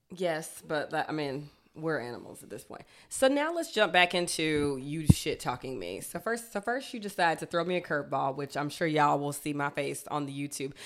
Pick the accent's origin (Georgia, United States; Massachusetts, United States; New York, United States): Georgia, United States; now in Chicago, United States; I'm from Georgia